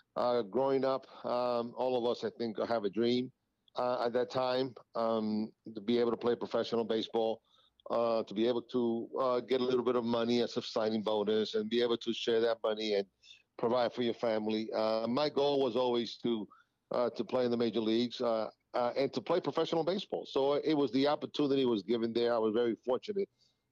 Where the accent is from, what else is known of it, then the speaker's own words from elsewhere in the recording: New York, United States; growing up in New York, growing up in the schoolyards of New York